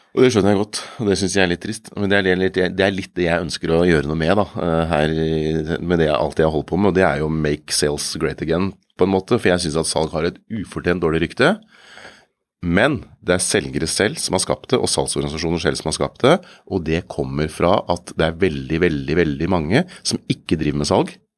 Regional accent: Kongsberg, Buskerud, Norway; jeg kommer fra Kongsberg

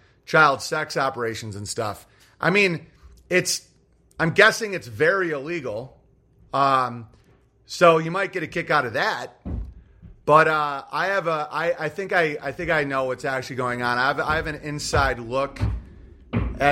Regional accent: United States; I'm an American. I'm a very strongly identifying American

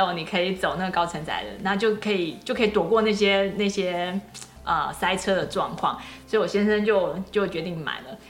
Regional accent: Taipei, Taiwan; moved away as an adult; also born or lived in Michigan, United States; now in Silicon Valley, United States; 我是在台北出生长大的，然后研究所毕业之后才来美国嘛

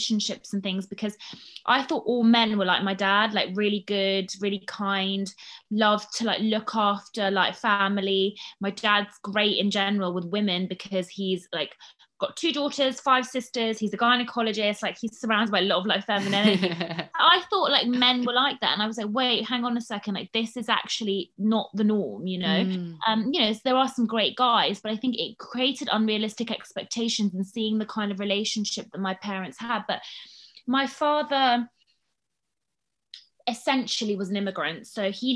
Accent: London, United Kingdom; accent: well-spoken English; also born or lived in United States; we were growing up in London, in North London.

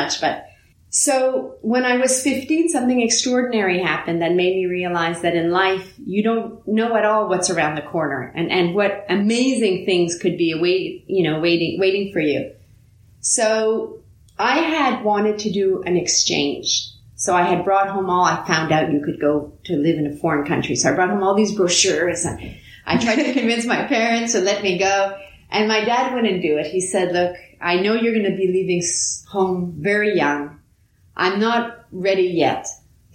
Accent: just outside of Montreal, Quebec, Canada; first language French; English is a second language; I grew up just outside of Montreal in a family where we only spoke French

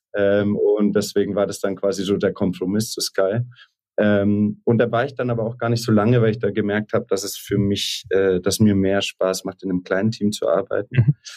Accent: Munich, Bavaria, Germany; also born or lived in Vienna; in München aufgewachsen, zur Schule gegangen, Abi gemacht, ähm, dann nach Wien gegangen.

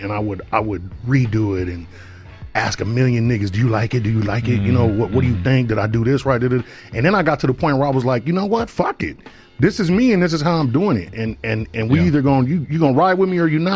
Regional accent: Arizona, United States; I'm from Arizona

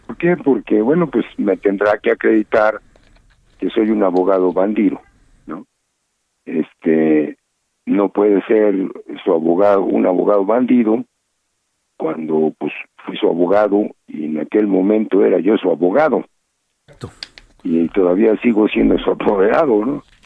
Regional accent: Mexico; como mexicano, como abogado, como funcionario público

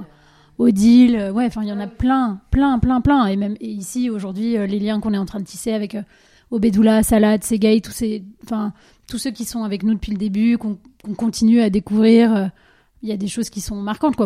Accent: Dijon, Bourgogne-Franche-Comté, France; also born or lived in Asia; moi je viens de Dijon

